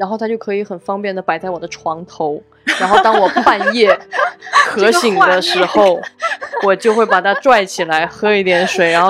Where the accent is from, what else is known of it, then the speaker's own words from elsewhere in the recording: Guizhou, China; now in Beijing, China; 作为一个贵州人，我在北京